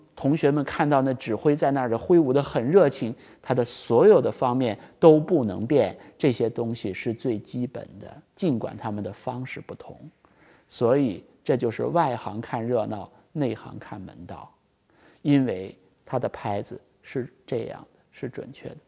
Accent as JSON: {"language": "Chinese", "country": "China", "said": "作为我们中国人来说"}